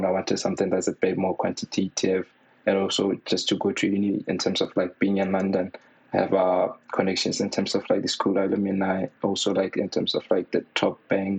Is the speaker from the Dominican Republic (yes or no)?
no; Botswana; moved away as an adult; also born or lived in Manchester, United Kingdom; now in United Kingdom; I was born and raised in Botswana.